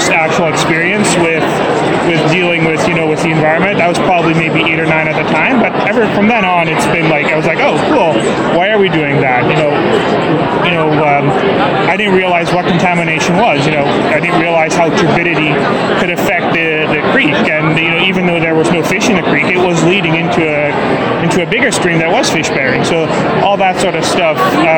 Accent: Caron, Saskatchewan, Canada; moved away as an adult; now in Moose Jaw, Canada; I live in Moose Jaw, Saskatchewan. I'm originally from a little small town called Karen

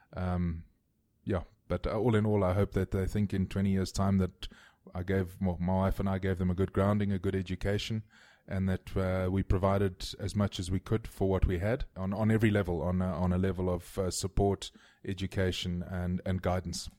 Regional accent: Cape Town, Western Cape, South Africa; I grew up in Constantia, which is in the southern suburbs of, uh, of Cape Town

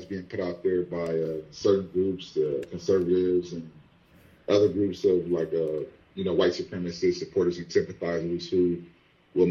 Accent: Compton, California, United States; as a child growing up in Compton, California

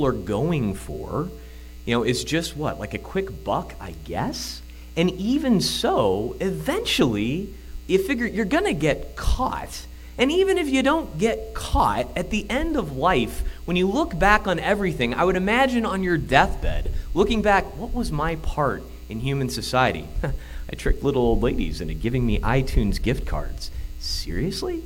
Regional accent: Illinois, United States; accent: Illinois; my Illinois accent

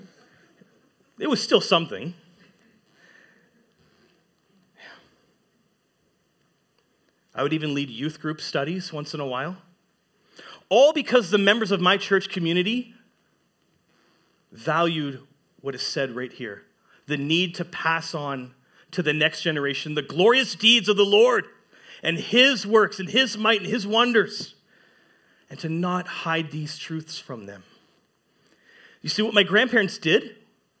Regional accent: Sudbury, Ontario, Canada; moved away as an adult; now in Huntsville, Canada; growing up in Sudbury, pretty much all my life up until 2021

